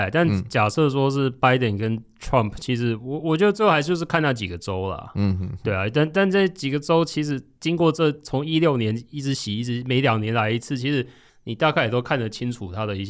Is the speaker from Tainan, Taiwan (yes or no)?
yes; Tainan, Taiwan; 我是台南人